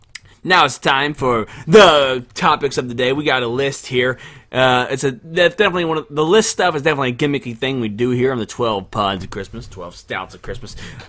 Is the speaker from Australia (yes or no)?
no; Russia; We're from Russia. Russia may not have a chicken pox outbreak.